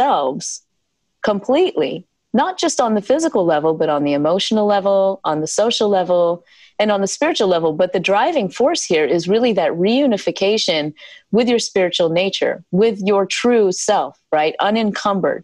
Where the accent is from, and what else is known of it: South Carolina, United States; born or raised there